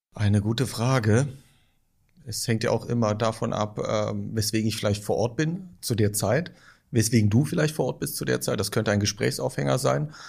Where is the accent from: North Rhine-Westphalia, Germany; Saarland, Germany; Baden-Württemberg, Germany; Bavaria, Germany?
North Rhine-Westphalia, Germany; Düren; bis zum Satellitenviertel, wo ich aufgewachsen bin.